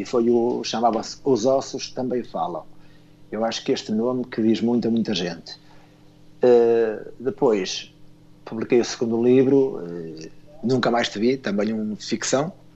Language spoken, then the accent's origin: Portuguese; Esposende, Norte, Portugal; sou natural de Bolinhos, Esposende